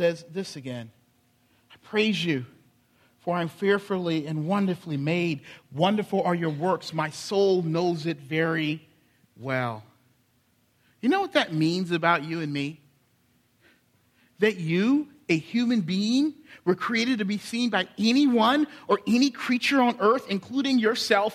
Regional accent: Charleston, South Carolina, United States; my hometown, Charleston

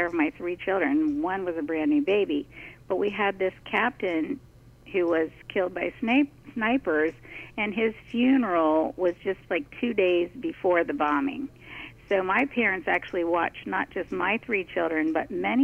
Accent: Washington, District of Columbia, United States; when I was growing up in the Washington, D.C. area

